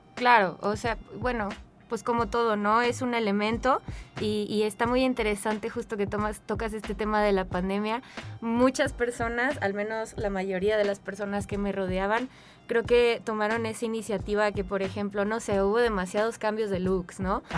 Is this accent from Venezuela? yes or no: no; Mexico; also born or lived in San Luis Potosí; Yo actualmente pues soy una mujer mexicana, blanca